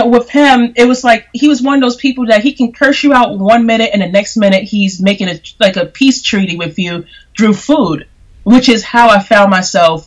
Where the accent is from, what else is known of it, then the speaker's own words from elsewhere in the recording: New York City, New York, United States; I've been born and raised here in Brooklyn, New York. I'm from Bedford-Stuyvesant, parts of Crown Heights